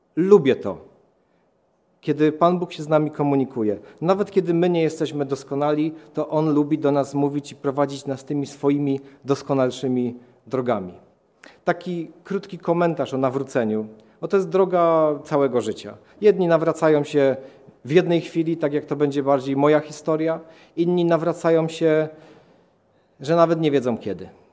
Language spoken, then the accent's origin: Polish; Katowice, Silesian Voivodeship, Poland; urodziłem się w Katowicach, e, w rodzinie katolickiej.